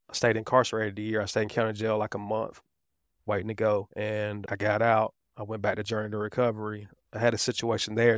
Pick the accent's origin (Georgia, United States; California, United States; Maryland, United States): Georgia, United States; Riverdale; also born or lived in Atlanta, Georgia / East Point, Georgia; I was raised in Riverdale, which is right below